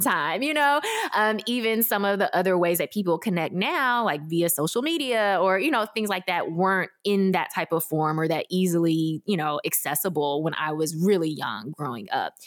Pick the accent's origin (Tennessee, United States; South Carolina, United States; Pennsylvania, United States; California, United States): Tennessee, United States; Memphis; I grew up in Memphis, Tennessee, without connection to any adoptee community.